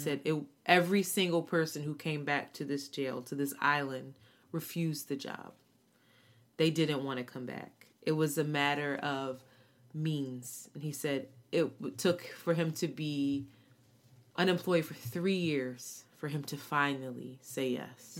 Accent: United States; one of the very few Americans

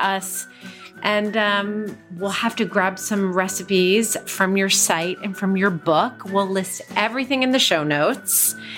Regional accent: United States; Growing up in the United States, we ate a lot of Chinese takeout

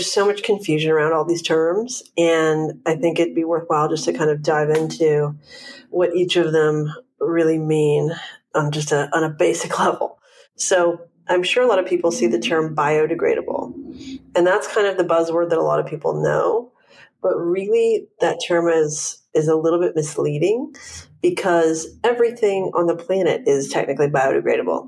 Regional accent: Vancouver, British Columbia, Canada; now in Los Angeles, United States; I'm from Vancouver, Canada, but I've been in LA about more than 12 years now

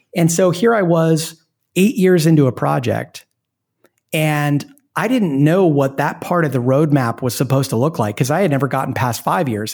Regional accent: Portland, Oregon, United States; moved away; I'm from Portland, Oregon, which is a great place to be from. And and my wife and I moved back there because we have family there

